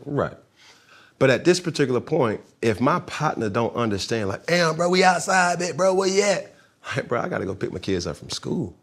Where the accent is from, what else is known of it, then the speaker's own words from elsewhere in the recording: College Park, Georgia, United States; I'm just from Cali Park